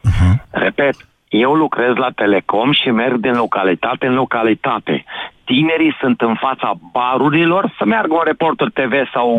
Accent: Timiș County, Romania; sunt din Timiș

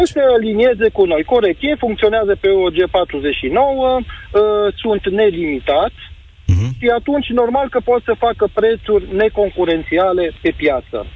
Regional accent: Timișoara, Timiș County, Romania; eu sunt din Timișoara, un taximetrist

